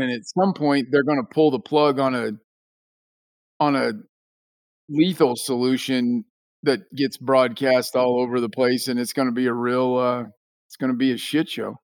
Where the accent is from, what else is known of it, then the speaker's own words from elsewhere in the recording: Hutchinson, Kansas, United States; my hometown of Hutchinson, Kansas